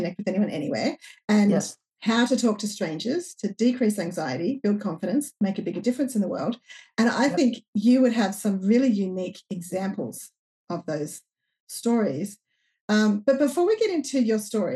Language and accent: English; regional New South Wales, Australia; I live in regional New South Wales, Australia